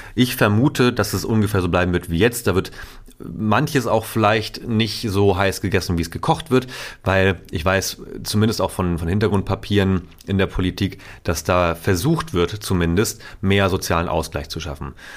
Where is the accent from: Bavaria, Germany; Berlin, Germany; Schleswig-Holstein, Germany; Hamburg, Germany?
Schleswig-Holstein, Germany; Itzehoe; moved away; meiner Heimatstadt Zoho